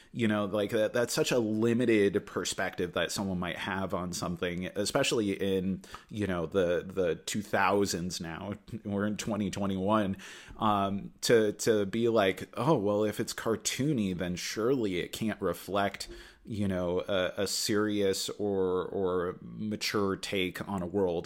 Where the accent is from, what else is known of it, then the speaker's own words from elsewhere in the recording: Anchorage, Alaska, United States; now in Juneau, United States; I grew up in the Anchorage area